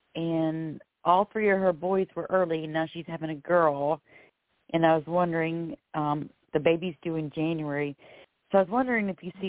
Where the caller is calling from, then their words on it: Florida, United States; I'm calling from Florida.